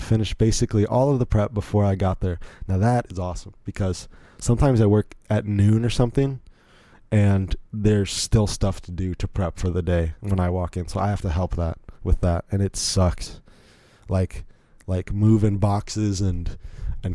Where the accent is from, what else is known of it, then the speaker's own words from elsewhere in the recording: Virginia, United States; I grew up here in Virginia my whole life. So I don't really have an accent like